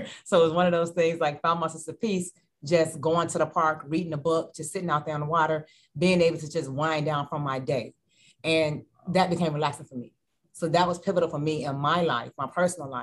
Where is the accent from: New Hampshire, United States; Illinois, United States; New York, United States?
Illinois, United States; Chicago; moved away as an adult; now in Hampton Roads, United States; I'm from Chicago